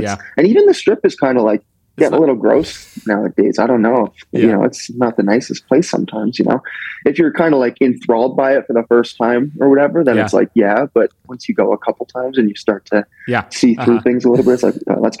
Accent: Canada; I'm from Canada

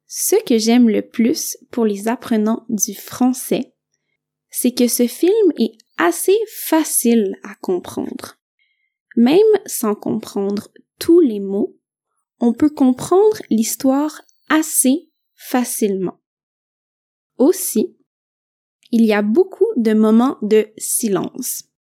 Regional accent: Quebec, Canada; je viens du Québec

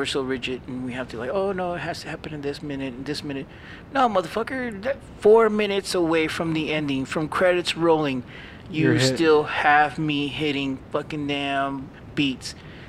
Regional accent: United States; No, we're American.

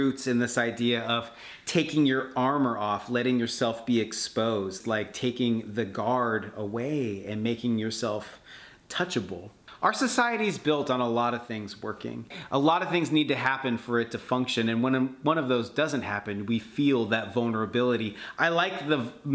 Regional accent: Seattle, Washington, United States; I'm from Seattle

